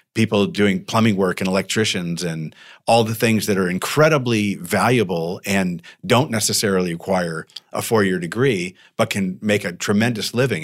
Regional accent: Tucson, Arizona, United States; now in Temecula, United States; I grew up in Tucson where it's hot and nasty

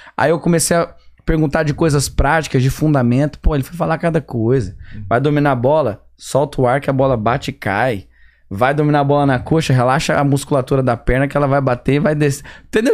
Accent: São Luís de Montes Belos, Goiás, Brazil; moved away as an adult; also born or lived in Brasília / Goiânia; now in Atlanta, United States; comecei já com 10, 11, 12, 13 anos a jogar futebol em São Luís de Montes Belos

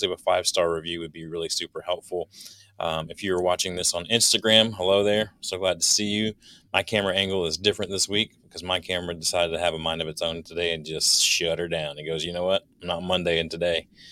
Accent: Southeast Virginia, United States; when I was a kid growing up in Southeast Virginia

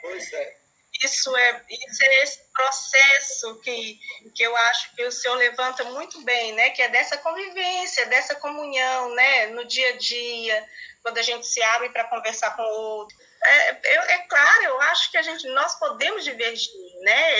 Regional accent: Brazil; como brasileiros e brasileiras, cidadãos, né, cidadãs

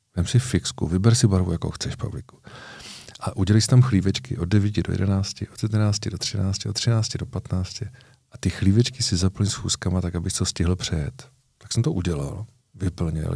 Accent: Moravia, Czechia; u nás na Moravě

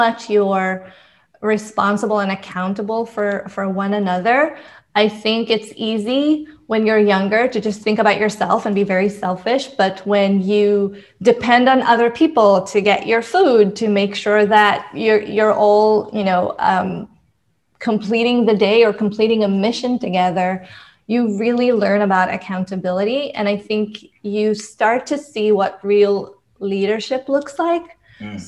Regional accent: Israel; moved away; I'm originally from Israel. So when I graduated from high school, I actually enlisted to the army because in Israel, it is mandatory

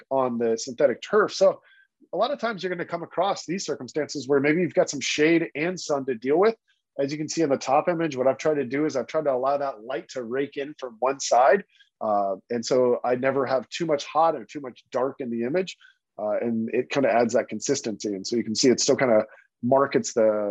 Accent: Texas, United States; I grew up in Texas

